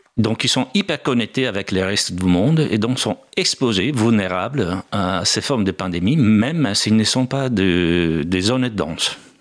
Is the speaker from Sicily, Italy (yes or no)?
no; Bergamo, Lombardy, Italy; French is a second language; moved away as an adult; also born or lived in United States / Germany / England / India; now in Paris, France; Bergamo, c'est aussi ma ville natale